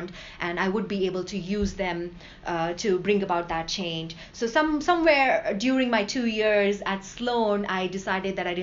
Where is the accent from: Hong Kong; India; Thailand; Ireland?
India; now in United States; growing up in India